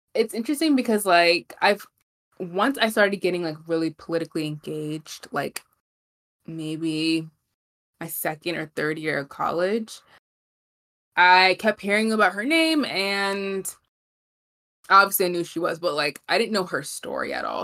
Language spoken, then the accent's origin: English; New York City, New York, United States; We're both from Brooklyn